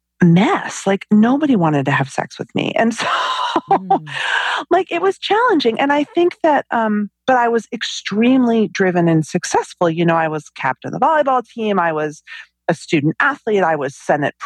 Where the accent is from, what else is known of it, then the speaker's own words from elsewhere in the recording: New York City suburbs, United States; I grew up in the New York City suburbs